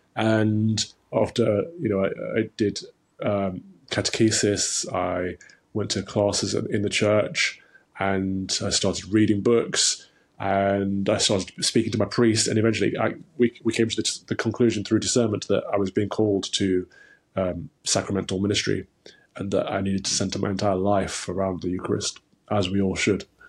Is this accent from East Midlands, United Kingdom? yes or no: yes; Nottingham, East Midlands, United Kingdom; I grew up in the Midlands, in, um, Nottingham, Robin Hood country in, in Nottinghamshire